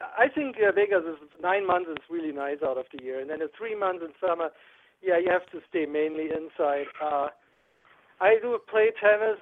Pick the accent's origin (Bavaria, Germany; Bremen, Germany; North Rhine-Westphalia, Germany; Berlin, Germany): North Rhine-Westphalia, Germany; Aachen; moved away as an adult; also born or lived in Los Angeles; now in United States; I'm actually from Aachen, which is close to Netherlands and Belgium, where those three countries all meet.